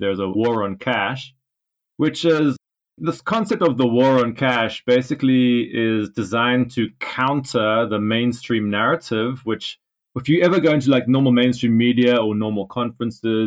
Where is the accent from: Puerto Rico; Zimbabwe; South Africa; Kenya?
South Africa; now in United Kingdom; I'm actually from South Africa. I'm based in the UK